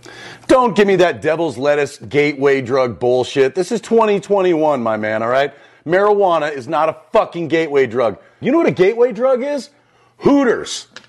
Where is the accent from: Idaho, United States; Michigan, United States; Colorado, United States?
Colorado, United States; I was raised in Colorado, my man.